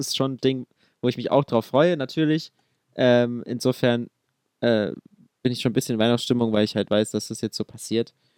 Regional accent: Dresden, Saxony, Germany; meine Heimat ist eigentlich Dresden oder Sachsen

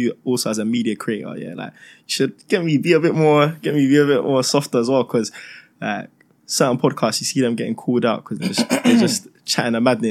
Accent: London, United Kingdom; Three young black boys growing up in London

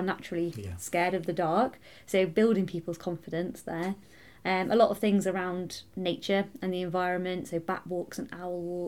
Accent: Anglesey, Wales, United Kingdom; also born or lived in Manchester; So originally I was born in Manchester, in Greater Manchester, and my parents moved us over to Anglesey when I was 7 years old

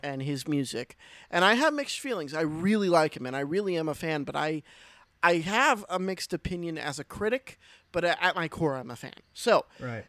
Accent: Pennsylvania, United States; I'm from Pennsylvania

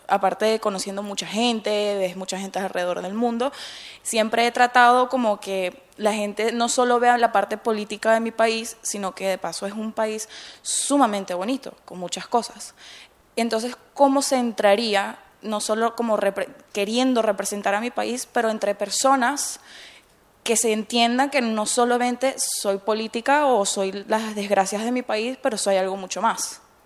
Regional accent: Venezuela; moved away; also born or lived in United States; saliendo de Venezuela y luego haber entrado en Estados Unidos

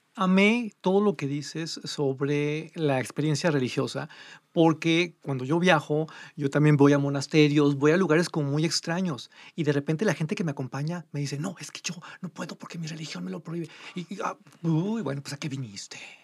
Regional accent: Mexico; comiendo pizza como mexicano con todas las marranadas que le ponemos

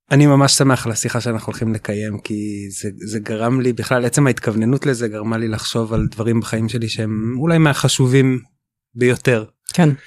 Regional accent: West Bank, Israel; born there; אני נולדתי בגוש עציון

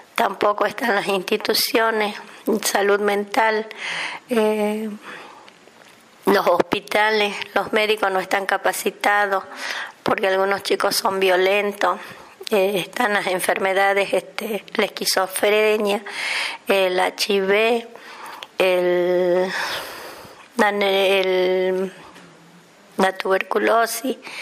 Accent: Argentina; nosotros los argentinos

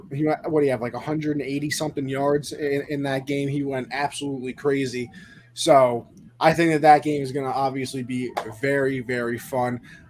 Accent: East Coast, United States; why would you make me play on a West Coast time and I'm from the East Coast?

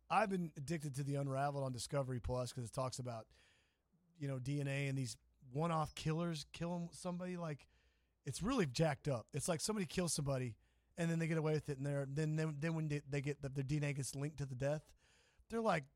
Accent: Kansas, United States; I'm from Kansas.

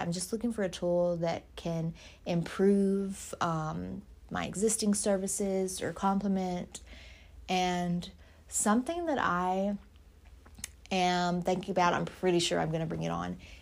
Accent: Louisiana, United States; moved away; I'm from Louisiana, of course. My parents are there

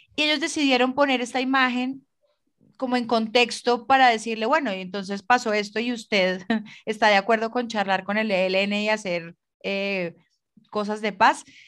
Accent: Colombia; como colombiana y como ciudadana

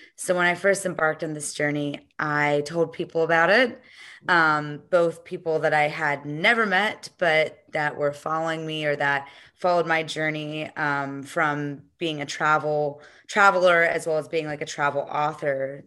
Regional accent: United States; born or raised there

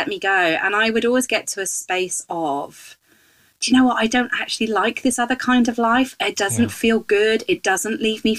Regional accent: West Country, South West England, United Kingdom; accent: West Country; moved away as an adult; also born or lived in Kenya; I grew up in the West Country, which occasionally pops its head up in my accent.

